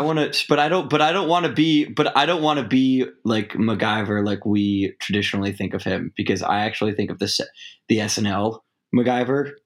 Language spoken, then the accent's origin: English; New York, United States; I'm from New York